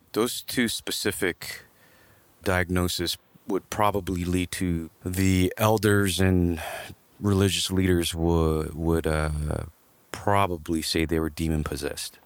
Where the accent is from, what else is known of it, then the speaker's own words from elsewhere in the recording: Los Angeles, California, United States; also born or lived in Glendale; grew up in Los Angeles, more towards East L A. I grew up in Echo Park